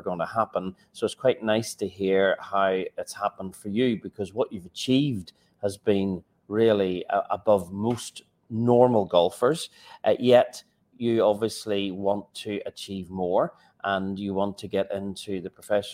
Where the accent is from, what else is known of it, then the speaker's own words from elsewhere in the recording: Northern Ireland, United Kingdom; We're both obviously from Northern Ireland